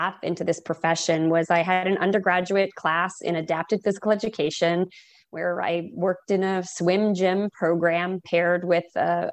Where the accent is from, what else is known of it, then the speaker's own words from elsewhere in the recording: East Coast, Canada; moved away as an adult; also born or lived in Oregon / Massachusetts; now in Boston, United States; I'm a Canadian, and so East Coast, and went across to Oregon